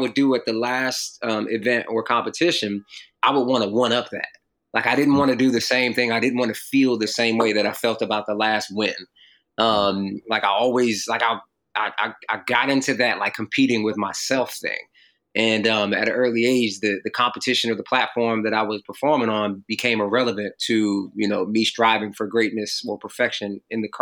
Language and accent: English; North Carolina, United States; also born or lived in Jamaica, Queens, New York; I moved to North Carolina when I was 6 from Jamaica, Queens, New York